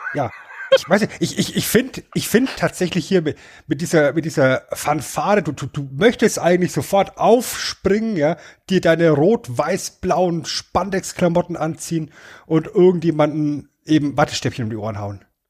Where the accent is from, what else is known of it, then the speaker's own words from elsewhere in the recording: Germany; als Deutscher